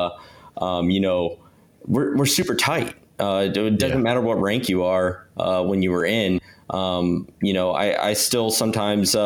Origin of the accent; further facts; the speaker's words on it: Virginia Beach, Virginia, United States; I grew up in Virginia Beach